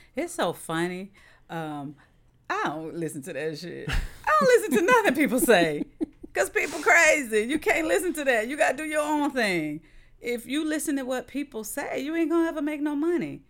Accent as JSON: {"language": "English", "town": "St. Petersburg", "region": "Florida", "country": "United States", "said": "I'm from South Saint Pete"}